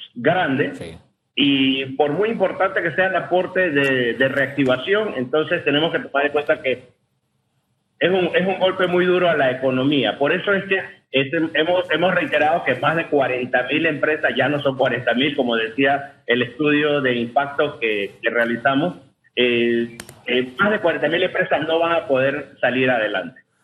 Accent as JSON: {"language": "Spanish", "country": "Panama"}